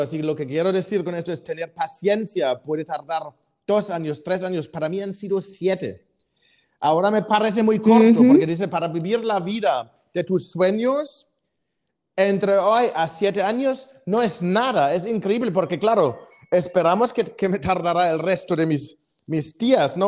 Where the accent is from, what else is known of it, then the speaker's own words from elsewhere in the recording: Germany; moved away; siendo alemán